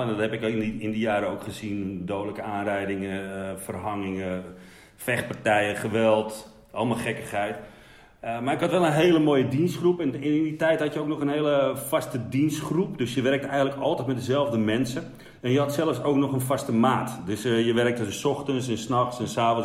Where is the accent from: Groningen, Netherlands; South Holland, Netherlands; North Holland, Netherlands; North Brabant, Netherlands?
North Holland, Netherlands; Wormerveer; ik kom uit de Zaanstreek. Um, daar, ja, Wormerveer, daar ben ik geboren